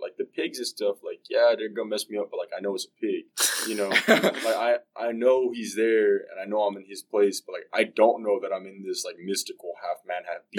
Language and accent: English; South Texas, United States; growing up in South Texas, you know, we do have mountain lions down there.